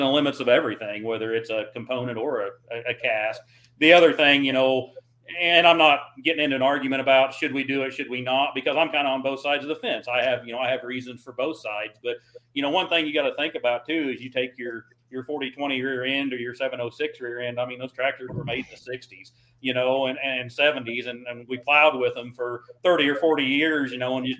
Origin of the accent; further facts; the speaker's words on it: Missouri, United States; I'm from Missouri